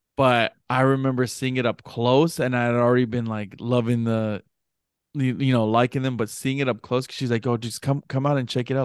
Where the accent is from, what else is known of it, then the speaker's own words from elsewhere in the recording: Hawaii, United States; I'm Hawaiian